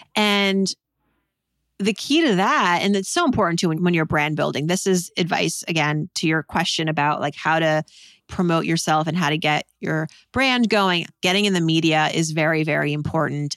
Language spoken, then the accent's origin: English; Worcester, Massachusetts, United States; moved away; also born or lived in New York; growing up in Worcester, Massachusetts